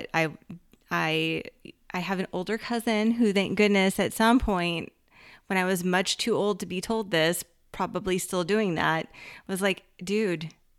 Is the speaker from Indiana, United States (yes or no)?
no; Los Angeles, California, United States; I'm from Los Angeles.